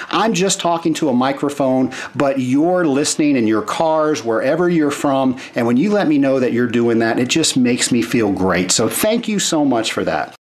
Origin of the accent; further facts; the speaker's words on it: Atlanta, Georgia, United States; my hometown of Atlanta.